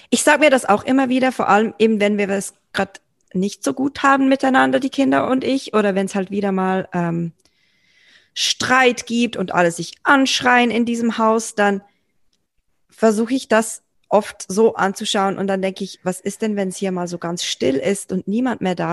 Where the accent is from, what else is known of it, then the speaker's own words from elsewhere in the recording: Germany; bei uns in Deutschland